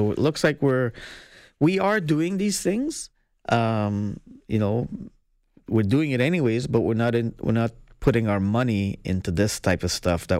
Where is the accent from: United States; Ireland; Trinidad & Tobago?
Trinidad & Tobago; You know, I'm from Trinidad, right? I was mm-hmm. born there.